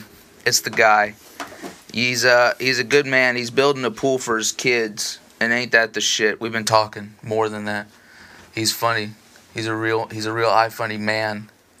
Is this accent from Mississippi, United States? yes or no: yes; Mississippi, United States; I'm from Mississippi and I have dreads.